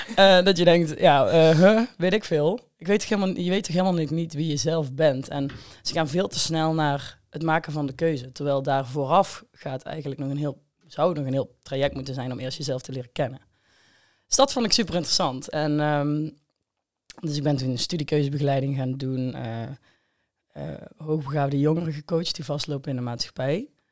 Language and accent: Dutch; Hegelsom, Limburg, Netherlands; now in Amsterdam, Netherlands; ik kom uit Hegelsom. Ik woon tegenwoordig in Amsterdam